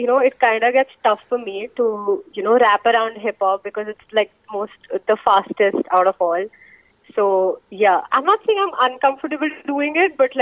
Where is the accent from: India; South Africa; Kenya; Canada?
India; Chandigarh; moved away as an adult; also born or lived in Punjab / Bombay; I am basically from Punjab, but I would say Chandigarh because my whole schooling has been from Chandigarh